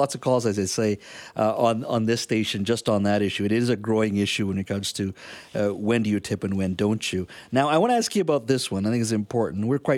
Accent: Canada; as a Canadian

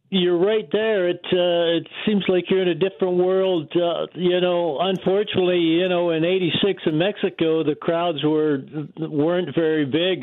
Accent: Victoria, British Columbia, Canada; where I come from, you know, a little place like like Victoria, you know, growing up in the Gorge soccer

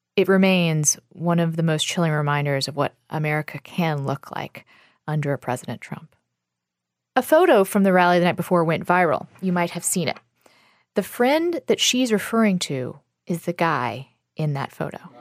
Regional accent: North Carolina, United States; I'm 17 and I'm from North Carolina

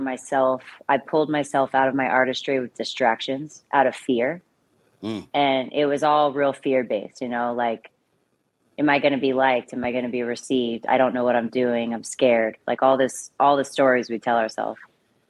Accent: Austin, Texas, United States; now in New York, United States; Yeah. Or so what New York? I did my undergrad at UT in Austin. I did radio, television, film, and I started doing films in Austin, kind of, you know, indies and short films

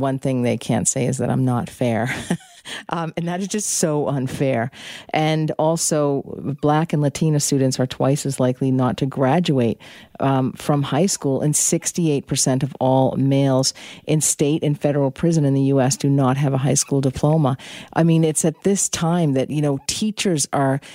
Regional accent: Boston, Massachusetts, United States; moved away; I'm from Boston originally

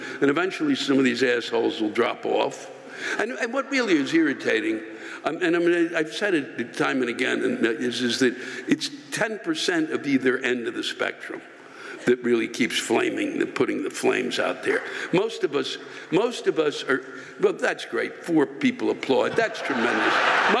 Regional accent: New York, United States; I was born on Long Island, have lived here my entire life, and have family here.

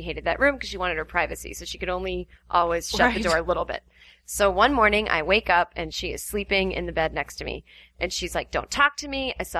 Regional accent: Needham, Massachusetts, United States; I grew up in Needham

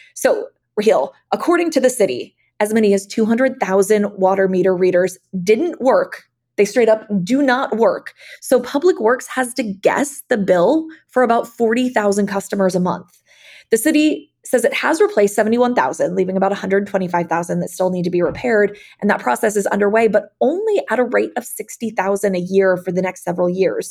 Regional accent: Eugene, Oregon, United States; moved away as an adult; now in Houston, United States; Growing up in Oregon, we had Amtrak and could just hop on the tr-, train and go to Seattle from Eugene

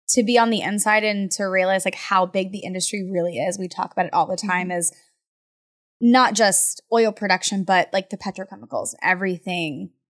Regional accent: Florida, United States; moved away; I'm from Florida. I'm not even from Texas

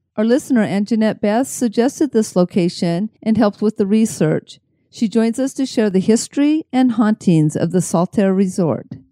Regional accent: Salt Lake City, Utah, United States; I grew up in Salt Lake City

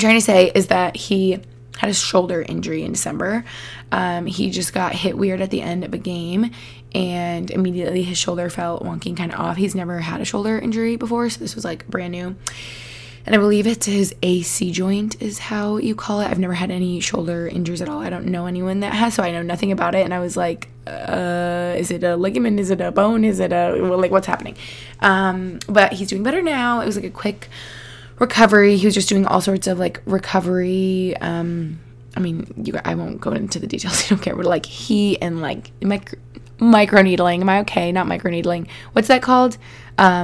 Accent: Albany, New York, United States; moved away; I spent some time in Albany, New York. Shout out my hometown where I grew up with my fam

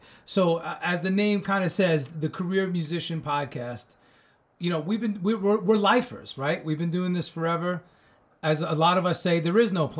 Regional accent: Commack, New York, United States; also born or lived in Northport, New York; I'm from Long Island myself.

